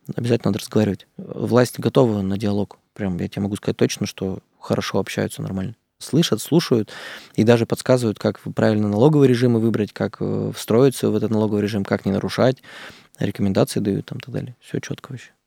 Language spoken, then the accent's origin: Russian; Izhevsk, Udmurtia, Russia; Я сам из Ижевска, там у нас удмурты тоже там